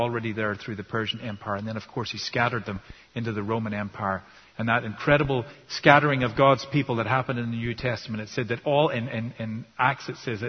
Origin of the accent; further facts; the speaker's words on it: Ireland; You know, I grew up in Ireland and we were pretty good at that in Ireland.